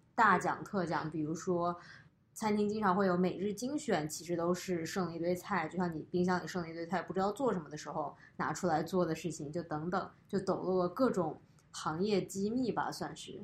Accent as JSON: {"language": "Chinese", "town": "Guangzhou", "region": "Guangdong", "country": "China", "tie": "born or raised there", "moved": "yes", "lives_now": "United States", "said": "从我小学开始在广州生活之后，我觉得吃就变成了，呃，我，生活中的很大一部分"}